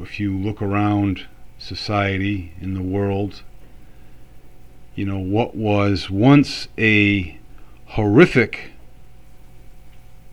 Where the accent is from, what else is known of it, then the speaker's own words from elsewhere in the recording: United States; also born or lived in Florence, Italy; as an American